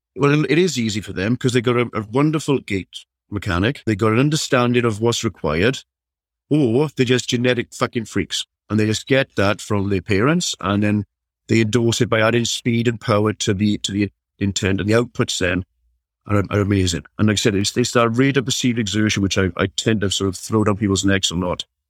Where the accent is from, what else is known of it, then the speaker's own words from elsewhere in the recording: South Wales, United Kingdom; I'm from South Wales, so you, you, you kind of brought up playing rugby or nothing